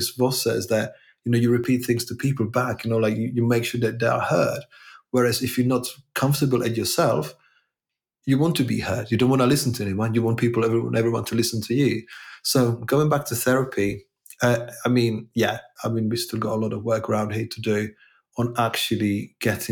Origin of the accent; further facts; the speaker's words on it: Czechia; now in England, United Kingdom; I'm originally from Czech Republic